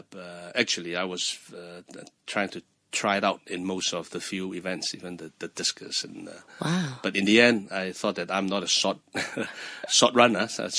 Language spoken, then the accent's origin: English; Hong Kong; I was born in Hong Kong.